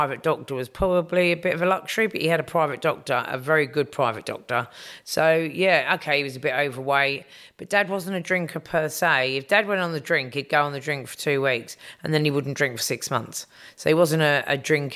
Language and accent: English; London, United Kingdom; accent: English; growing up in Kilburn, we all had English accents